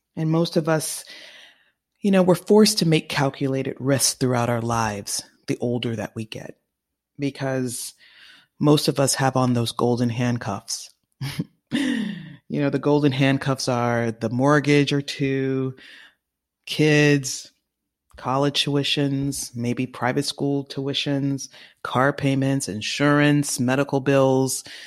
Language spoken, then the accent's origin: English; California, United States; now in New York, United States; California, my home state